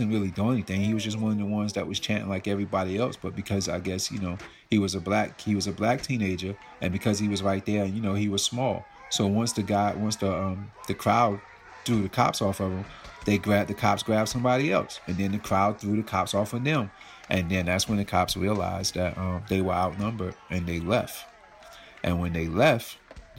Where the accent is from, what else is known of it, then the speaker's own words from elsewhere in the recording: Aurora, North Carolina, United States; now in New York City, United States; I'm a boy from Aurora, North Carolina, who had a dream to make it out because my town was like 500 people